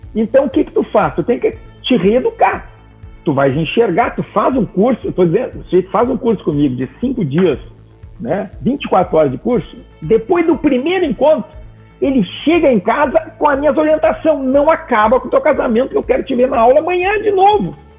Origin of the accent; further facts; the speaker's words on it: Gaúcho, Rio Grande do Sul, Brazil; moved away as an adult; also born or lived in Porto Alegre; now in Santa Catarina, Brazil; hoje eu moro aqui em Santa Catarina, numa praia do lado de Floripa. Eu sou gaúcho. Quando eu morava lá em Porto Alegre